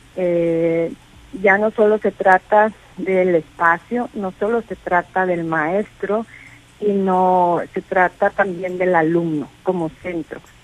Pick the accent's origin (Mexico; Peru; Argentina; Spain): Mexico; Los Mochis, Sinaloa; los mochis, eh, mi tierra natal